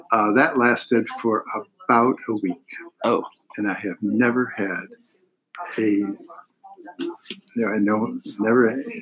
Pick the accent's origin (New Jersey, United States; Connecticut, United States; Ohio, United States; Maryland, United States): Ohio, United States; Chagrin Falls; Uh, I grew up in Chagrin Falls, Ohio, which is outside of uh, Cleveland.